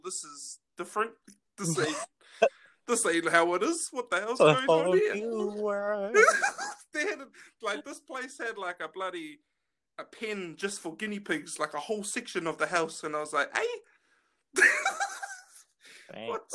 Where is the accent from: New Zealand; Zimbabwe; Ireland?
New Zealand; I grew up in Greyland.